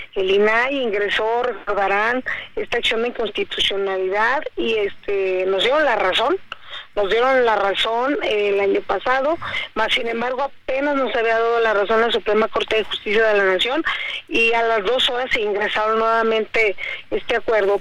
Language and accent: Spanish; Mexico; como mexicanos